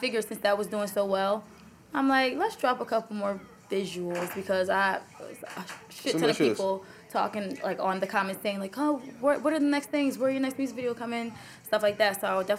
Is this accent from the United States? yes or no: no; Jamaica; I'm actually Jamaican.